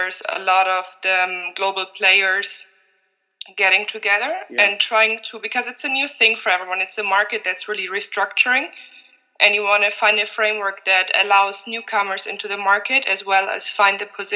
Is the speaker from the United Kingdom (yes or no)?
no; Germany; moved away as an adult; now in Slovenia; I'm originally from Germany, and I've been working and living in Slovenia for the past 5 years